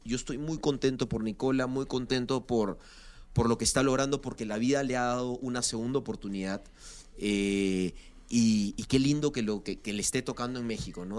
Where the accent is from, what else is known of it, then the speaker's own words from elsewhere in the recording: Lima, Peru; moved away as an adult; Nací en Lima, nací en Lima